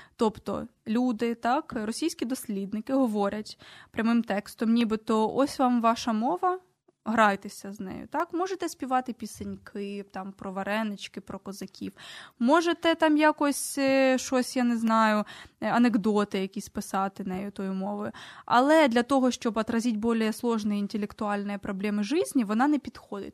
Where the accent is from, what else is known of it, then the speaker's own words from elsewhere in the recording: Poltava Oblast, Ukraine; first language Ukrainian; я з Полтавщини, я можу говорити про наші діалекти